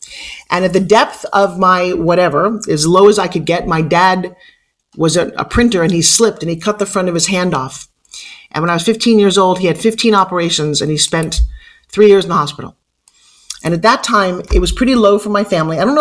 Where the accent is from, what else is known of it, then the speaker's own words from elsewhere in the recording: New York, United States; I have an accent. What's that we talk? I'm from New York.